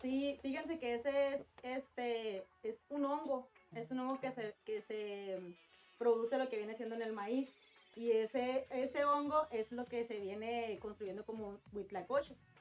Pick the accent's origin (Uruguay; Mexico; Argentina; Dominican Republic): Mexico; Mexicali, Baja California; los de Mexicali